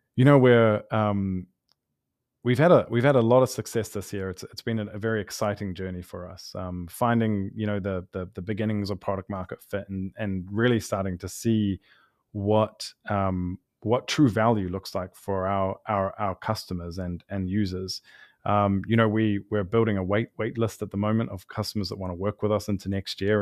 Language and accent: English; New Zealand; now in Los Angeles, United States; I'm from New Zealand originally